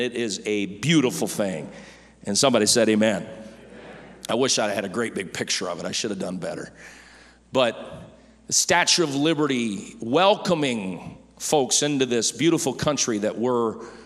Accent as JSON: {"language": "English", "country": "United States"}